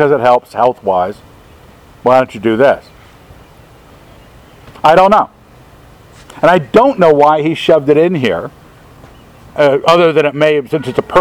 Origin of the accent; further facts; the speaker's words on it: Maryland, United States; I grew up in Maryland, border state